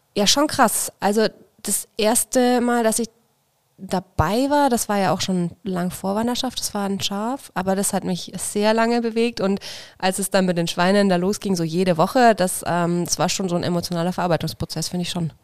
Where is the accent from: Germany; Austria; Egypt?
Germany; Feucht, Bavaria; moved away as an adult; Ich komme aus der Nähe von Nürnberg, aus Feucht bei Nürnberg